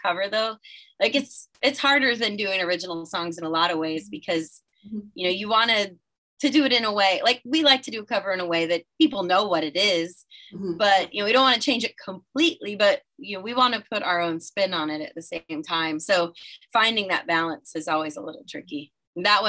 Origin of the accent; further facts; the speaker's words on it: Florida, United States; growing up in Florida